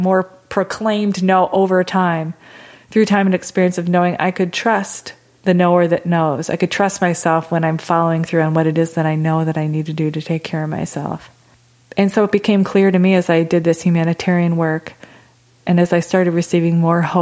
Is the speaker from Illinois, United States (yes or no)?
yes; Chicago, Illinois, United States; I'm originally from a suburb of Chicago